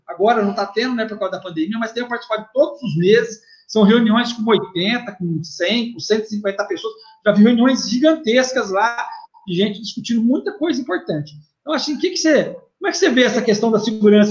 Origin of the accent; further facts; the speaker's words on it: Ribeirão Preto, São Paulo, Brazil; eu fui criado no bairro, fui criado na Vila Tibério, na Vila Virgínia